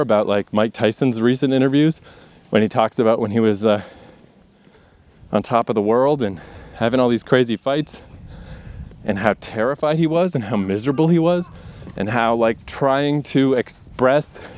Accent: Canada; growing up in Canada

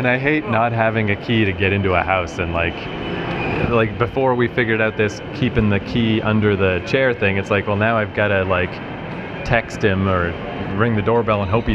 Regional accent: Canada

